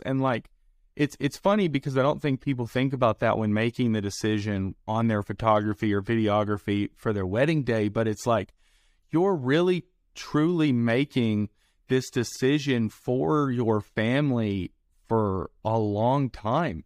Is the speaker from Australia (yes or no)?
no; the South, United States; accent: southern; I have my southern accent